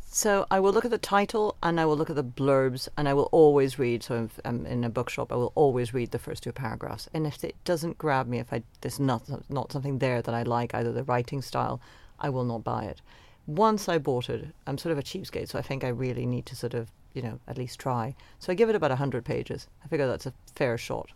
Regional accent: Venezuela; now in London, United Kingdom; the world that I grew up in in Venezuela

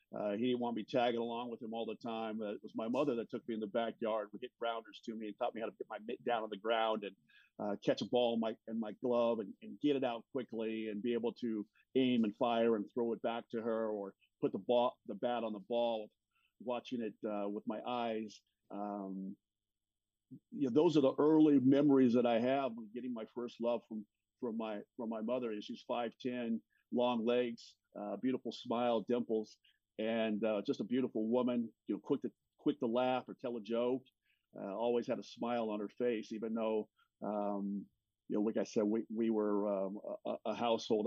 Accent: Los Angeles, California, United States; I grew up in Los Angeles

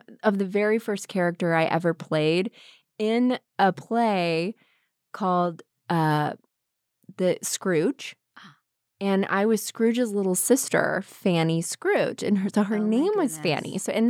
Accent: the South, United States; So my dad was a Southern Baptist minister, and I grew up in the South, and I grew up around a lot of really strong Southern women

